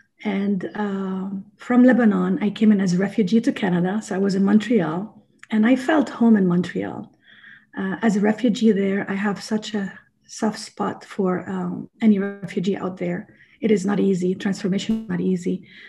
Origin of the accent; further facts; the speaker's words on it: Sierra Leone; born there; I was born in Sierra Leone, West Africa. So, and I've seen the poverty.